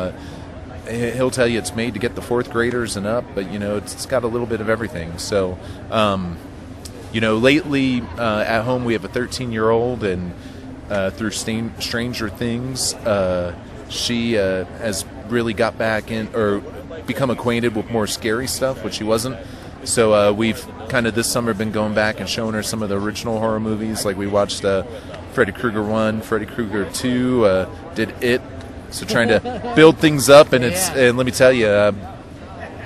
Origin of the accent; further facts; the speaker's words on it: Miami, Florida, United States; I remember growing up in Miami, and Florida